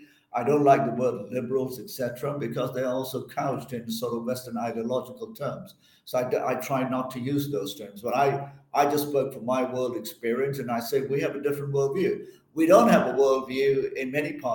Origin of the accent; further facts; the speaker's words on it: Malaysia; moved away; I'm originally from Malaysia